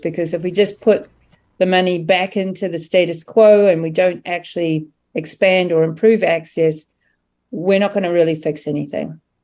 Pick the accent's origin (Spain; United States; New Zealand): New Zealand; moved away; I'm originally from New Zealand